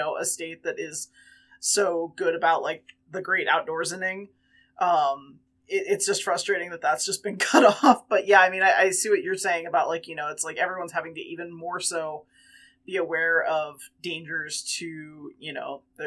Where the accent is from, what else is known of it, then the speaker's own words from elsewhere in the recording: East Coast, United States; moved away as an adult; also born or lived in Washington, D.C.; now in Colorado, United States; I am from the East Coast.